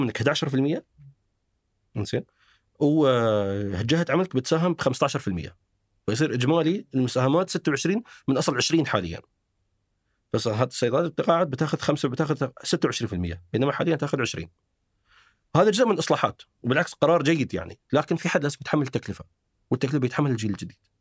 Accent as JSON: {"language": "Arabic", "country": "United Arab Emirates", "said": "عندنا في الامارات"}